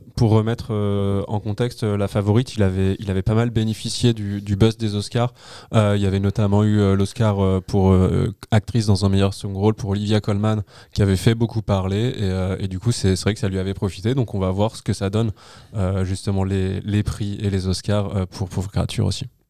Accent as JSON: {"language": "French", "town": "Paris", "region": "Île-de-France", "country": "France", "said": "quand on est parisien"}